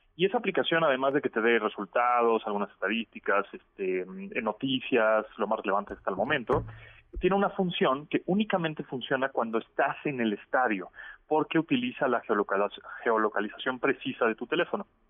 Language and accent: Spanish; Mexico; la mexicana, que somos bastante pesados